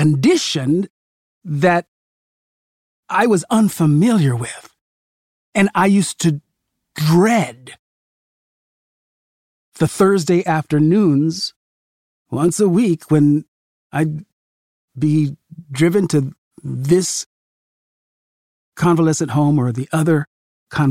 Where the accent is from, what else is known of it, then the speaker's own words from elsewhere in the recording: California, United States; my grandparents lived in Missouri, and I grew up in California